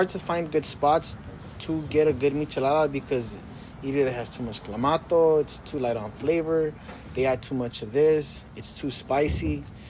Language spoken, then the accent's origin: English; Jalisco, Mexico; We're from I'm from Jalisco, though. You know, like, that's where my family's from.